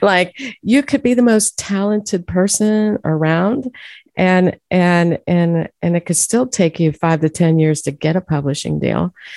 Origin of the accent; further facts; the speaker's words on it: Youngstown, Ohio, United States; moved away as an adult; also born or lived in Pittsburgh, Pennsylvania; now in Nashville, United States; I'm from Youngstown, Ohio, and migrated over there to Pittsburgh